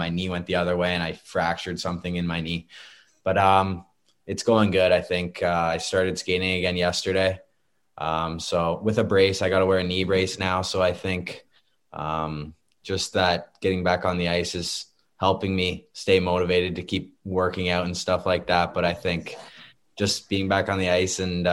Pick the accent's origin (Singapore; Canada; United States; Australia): Canada; Barrie, Ontario; Staying in my hometown.